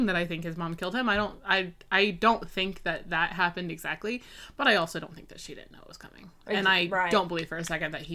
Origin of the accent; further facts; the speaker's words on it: Tennessee, United States; We both grew up in Tennessee